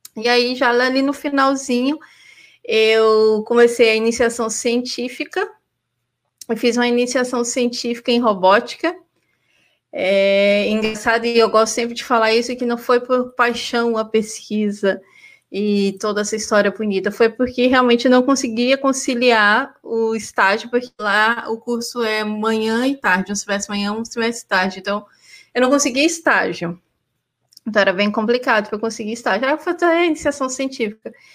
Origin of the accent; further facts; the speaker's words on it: Anápolis, Goiás, Brazil; moved away; also born or lived in Porto Alegre, Rio Grande do Sul / Canada; eu sou goiana de nascimento. Eu nasci em Anápolis, Goiás, pertinho ali de Goiânia, Brasília